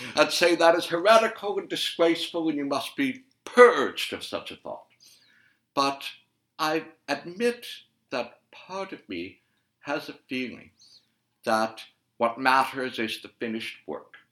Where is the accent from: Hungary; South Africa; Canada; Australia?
Canada; I'm Canadian